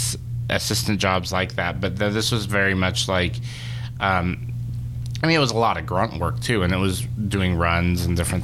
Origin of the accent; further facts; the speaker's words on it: Charlotte, North Carolina, United States; Charlotte, North Carolina.